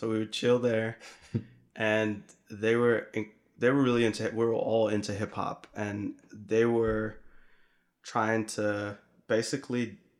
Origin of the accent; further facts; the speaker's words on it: Netherlands; I grew up in the Netherlands, and there were these two homies I would hang with.